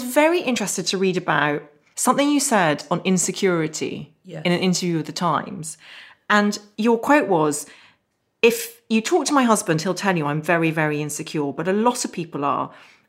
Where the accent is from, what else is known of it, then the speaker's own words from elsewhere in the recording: Northern Ireland, United Kingdom; I also sat the 11 plus because I grew up in Northern Ireland, but they still had it there when I was young.